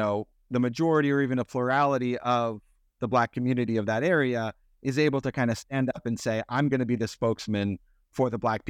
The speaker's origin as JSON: {"language": "English", "town": "University Place", "region": "Washington", "country": "United States", "tie": "born or raised there", "said": "I mean, I grew up in University Place, you know, when I was 16. So I know the area decently well."}